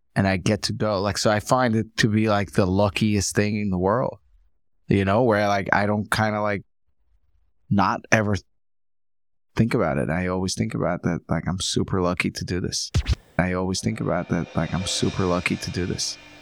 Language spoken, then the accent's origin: English; New York, United States; also born or lived in Ukraine; now in Brooklyn, United States; I grew up most of my life here